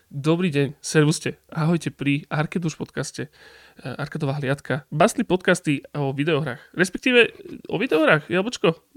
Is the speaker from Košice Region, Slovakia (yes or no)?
yes; Košice, Košice Region, Slovakia; A potom rok na to už ja s Jabočkom Stepom sme boli doma v Košiciach